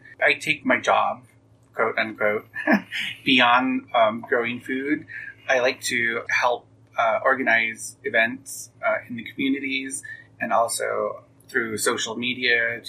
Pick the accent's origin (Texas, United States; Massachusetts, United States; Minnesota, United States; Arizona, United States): Arizona, United States; Lower Greasewood; I am from Lower Greasewood community of the Navajo Reservation.